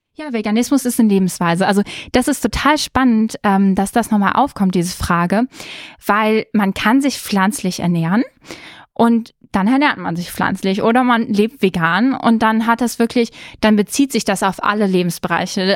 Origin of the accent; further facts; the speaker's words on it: Germany; wir sind in Deutschland aufgewachsen